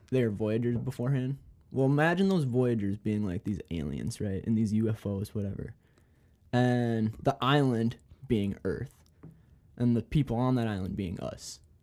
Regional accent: Minnesota, United States; moved away as an adult; now in North Dakota, United States; I'm from Minnesota

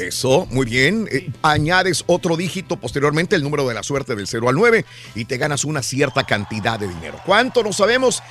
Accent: northern Mexico, Mexico; nosotros que somos del norte de México

